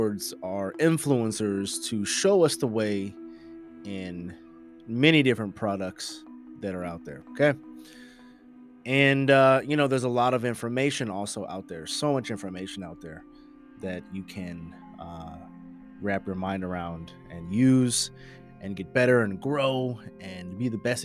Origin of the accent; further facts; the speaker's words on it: the Bay Area, California, United States; We are from the Bay, and we've been Niners fans from around the way